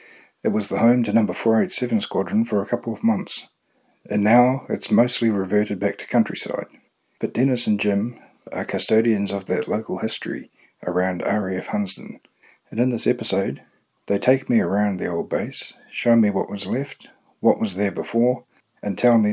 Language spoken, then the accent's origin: English; Cambridge, Waikato, New Zealand; my hometown here of Cambridge.